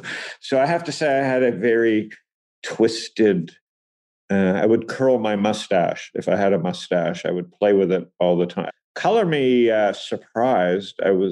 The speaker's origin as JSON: {"language": "English", "town": "Toronto", "region": "Ontario", "country": "Canada", "tie": "born or raised there", "said": "I'm from Toronto"}